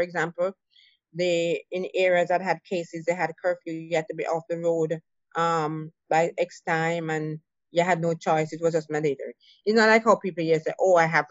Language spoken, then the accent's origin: English; Jamaica; moved away; I'm from Jamaica